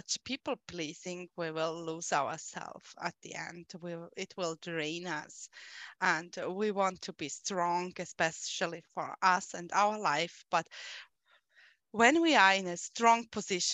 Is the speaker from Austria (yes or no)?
yes; Austria; I am from Austria